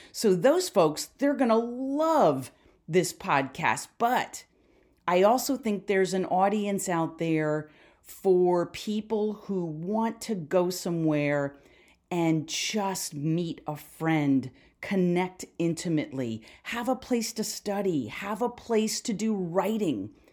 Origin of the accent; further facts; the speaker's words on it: Philadelphia, Pennsylvania, United States; I'm from Philly